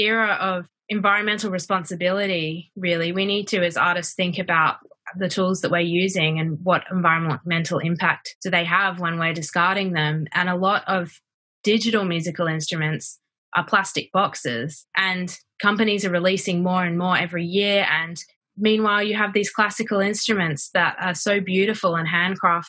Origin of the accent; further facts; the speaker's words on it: Brisbane, Queensland, Australia; moved away as an adult; also born or lived in New York / Lyon, France; now in London, United Kingdom; I'm originally from Brisbane, Australia